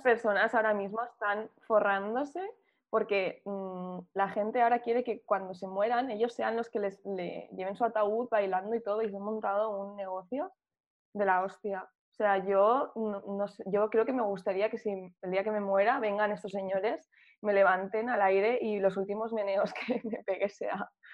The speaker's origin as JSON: {"language": "Spanish", "town": "Burriana", "region": "Valencian Community", "country": "Spain", "also_born_or_lived": "Madrid", "said": "yo soy de un pueblo que se llama Burriana"}